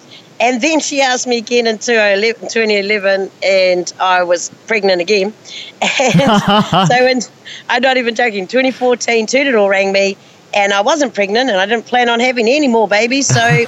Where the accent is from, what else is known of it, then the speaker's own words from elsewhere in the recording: Christchurch, Canterbury, New Zealand; moved away; when I was born, I grew up in Christchurch, and I was one of three Māori students in my school.